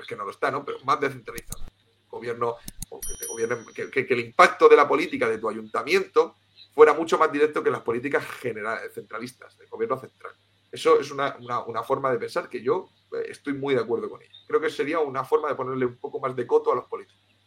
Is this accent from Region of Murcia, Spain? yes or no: yes; Cartagena, Region of Murcia, Spain; also born or lived in Tenerife; yo soy de Cartagena, de Murcia, y lo que pasa es que viví unos años en Tenerife.